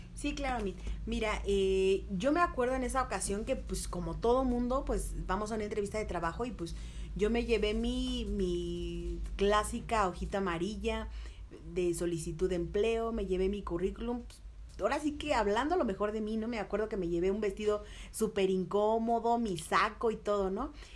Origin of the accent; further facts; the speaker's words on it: Mexico City, Mexico; nací aquí, soy chilanga, 100%, mexicana de corazón